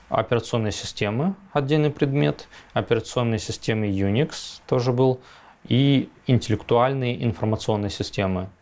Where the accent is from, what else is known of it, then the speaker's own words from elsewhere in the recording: Chita, Zabaykalsky Krai, Russia; moved away as an adult; also born or lived in Novosibirsk; это было Забайкалье, Чита, Читинская область. А, я там вырос, фактически я там 20-25 лет прожил